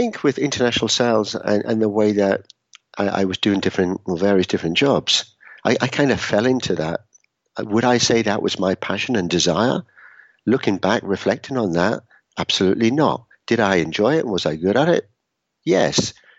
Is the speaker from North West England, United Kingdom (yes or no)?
no; Edinburgh, Scotland, United Kingdom; also born or lived in Newcastle / Brighton / London / Utrecht; now in Bern, Switzerland; I'm formerly from Edinburgh in Scotland, although maybe I don't sound that anymore. Grew up there, moved to the UK, lived in a number of places in the UK, Newcastle, Brighton, London. Lived for 5 years in the Netherlands, in Utrecht, Amsterdam